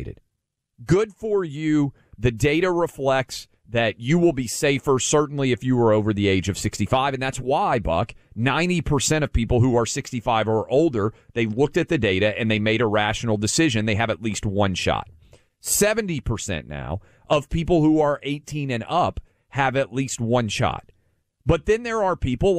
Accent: Nashville, Tennessee, United States; My hometown, I was a public school kid, K through 12 in Nashville, Tennessee.

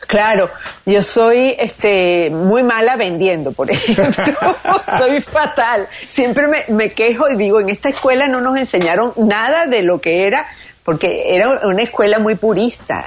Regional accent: Venezuela; moved away; Todo lo que está pasando en mi país, que ha sido muy duro

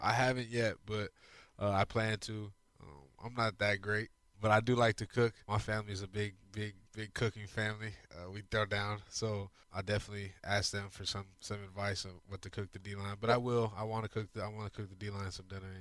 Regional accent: Arizona, United States; moved away as an adult; now in Houston, United States; I grew up in Arizona

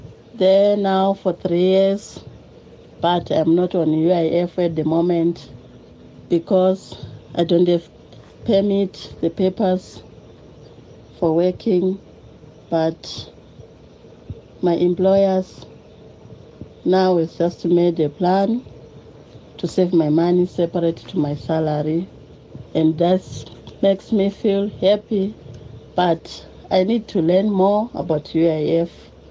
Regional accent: Zimbabwe; now in Johannesburg, South Africa; I came from Zimbabwe. I am a nanny in Johannesburg. I worked there now for 3 years

